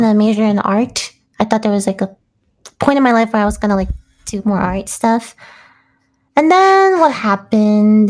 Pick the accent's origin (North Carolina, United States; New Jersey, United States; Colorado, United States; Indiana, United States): New Jersey, United States; moved away as an adult; also born or lived in New York; now in California, United States; I was in New Jersey